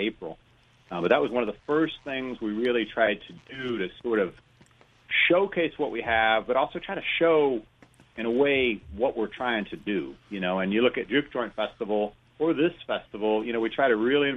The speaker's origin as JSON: {"language": "English", "town": "Dayton", "region": "Ohio", "country": "United States", "tie": "born or raised there", "also_born_or_lived": "Cincinnati / St. Louis", "moved": "as an adult", "lives_now": "Clarksdale, United States", "said": "I grew up in Dayton, Ohio, went to college in Cincinnati"}